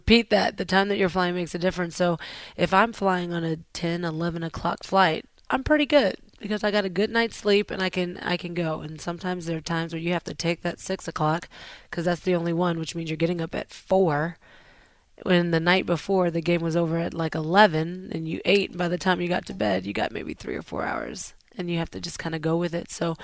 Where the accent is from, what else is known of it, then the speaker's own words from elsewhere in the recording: the South, United States; I'm from the South.